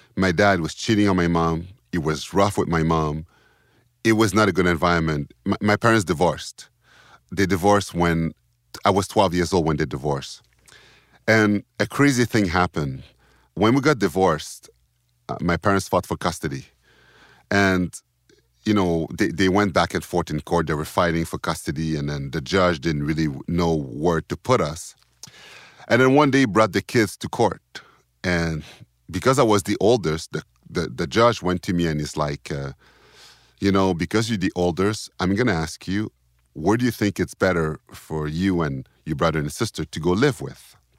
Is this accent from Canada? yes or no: yes; Sorel-Tracy, Quebec, Canada; also born or lived in Montreal; I remember most of my youth in, in Tracy because I was four and on. and we lived there for, like, eleven years.